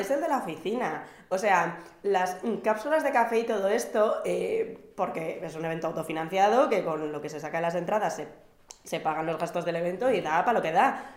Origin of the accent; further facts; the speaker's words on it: Basque Country, Spain; como buena vasca